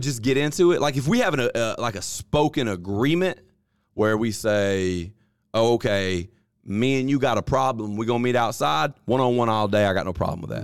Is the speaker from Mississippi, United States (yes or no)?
yes; Columbus, Mississippi, United States; We are from Columbus, Mississippi, baby. Columbus, Mississippi